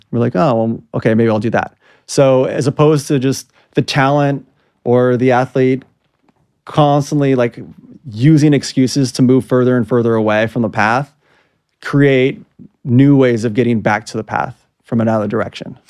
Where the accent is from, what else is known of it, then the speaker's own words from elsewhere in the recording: Los Angeles, California, United States; I grew up in Southern California, Los Angeles